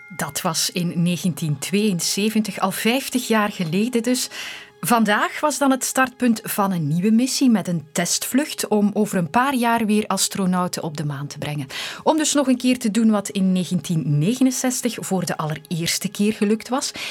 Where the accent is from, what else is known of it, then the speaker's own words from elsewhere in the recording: Flanders, Belgium; bij ons in Vlaanderen